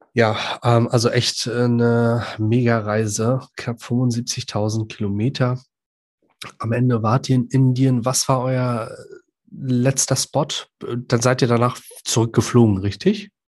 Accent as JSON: {"language": "German", "country": "Iraq", "tie": "born or raised there", "moved": "yes", "lives_now": "Germany", "said": "Ich komme ja gebürtig aus dem Irak."}